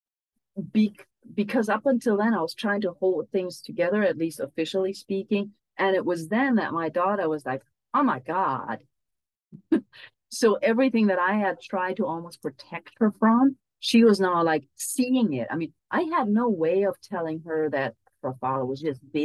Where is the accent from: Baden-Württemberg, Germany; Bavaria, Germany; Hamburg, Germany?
Hamburg, Germany; moved away as an adult; also born or lived in United States; I moved from Germany to the US all by myself. Now I moved back.